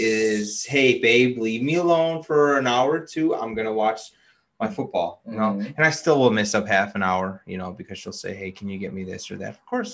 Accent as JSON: {"language": "English", "town": "Chicago", "region": "Illinois", "country": "United States", "said": "we're from Chicago"}